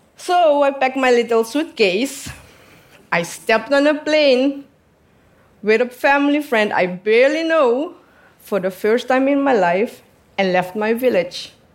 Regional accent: southern Suriname, Suriname; I come from the south of Suriname, near the border with Brazil and French Guyana. I am from Amazonia. I am Wayana. I was born in a small settlement with 150

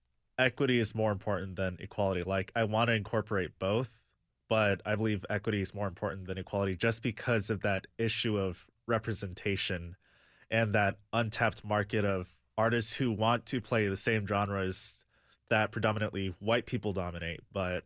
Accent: Michigan, United States; also born or lived in Chicago, Illinois; now in Nashville, United States; I'm Korean American. Like I was born in Chicago, grew up in Michigan, moved to Nashville.

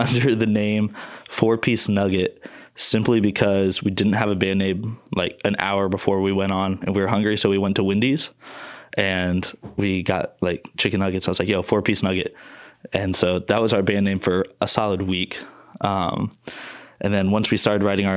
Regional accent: Fort Wayne, Indiana, United States; moved away; also born or lived in Muncie, Indiana; I'm from Fort Wayne and I grew up with Chase

